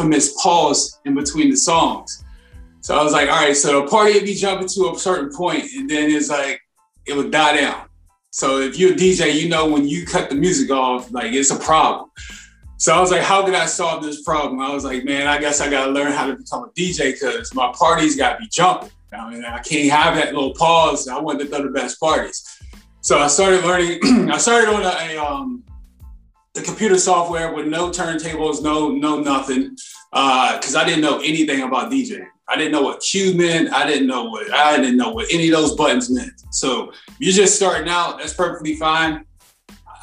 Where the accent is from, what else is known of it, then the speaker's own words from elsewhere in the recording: Virginia, United States; now in North Carolina, United States; I'm originally from Virginia.